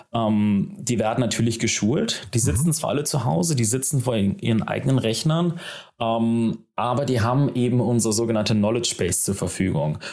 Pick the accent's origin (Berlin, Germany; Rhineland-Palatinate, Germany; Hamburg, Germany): Hamburg, Germany; gebürtiger Hamburger